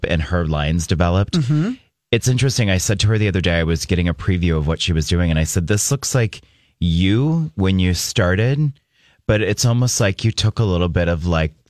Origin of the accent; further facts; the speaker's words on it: Germany; now in Minneapolis, United States; growing up in Germany and my mother being German